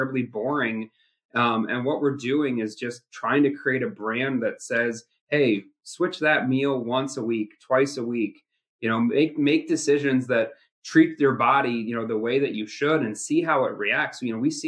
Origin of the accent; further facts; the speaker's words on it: Midwest, United States; I'm from the Midwest, meat and potatoes